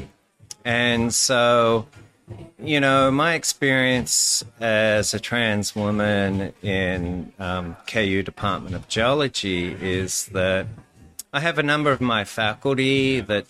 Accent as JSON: {"language": "English", "town": "Sydney", "region": "New South Wales", "country": "Australia", "tie": "born or raised there", "also_born_or_lived": "Kansas", "moved": "as an adult", "lives_now": "Lawrence, United States", "said": "from Sydney, Australia. And I've been in Kansas for, I guess, 14 going on 15 fun-filled years. Yeah, I sort of grew up in a blue-collar area."}